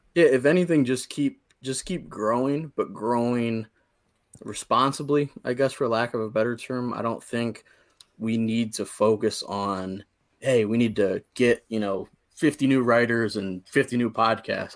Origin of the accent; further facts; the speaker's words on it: near Akron, Ohio, United States; I grew up again right outside of Akron, Ohio